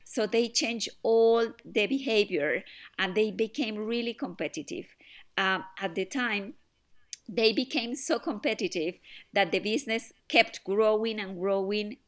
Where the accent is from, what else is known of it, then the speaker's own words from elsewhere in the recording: Colombia; now in United Kingdom; I am originally from Colombia